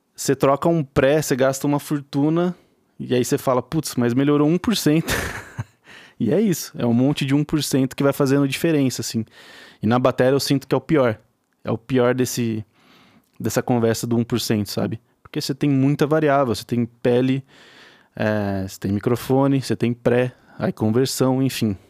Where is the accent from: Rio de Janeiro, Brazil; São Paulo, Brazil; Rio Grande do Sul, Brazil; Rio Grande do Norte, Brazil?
São Paulo, Brazil; Araraquara; eu sou de Araraquara, interior de São Paulo.